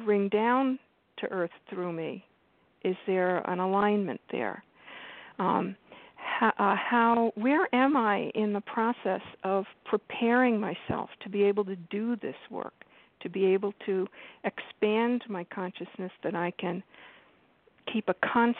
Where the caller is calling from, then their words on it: New York, United States; I'm calling from New York.